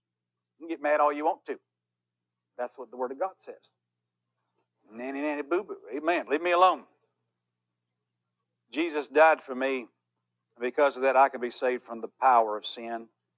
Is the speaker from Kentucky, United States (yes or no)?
yes; Louisville, Kentucky, United States; well, you know, I'm just from Louisville, so I like all that.